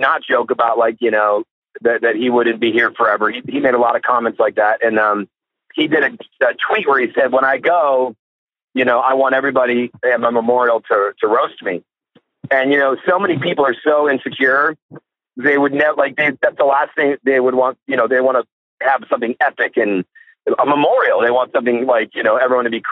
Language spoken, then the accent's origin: English; Kalamazoo, Michigan, United States; moved away; Kalamazoo, Michigan, my hometown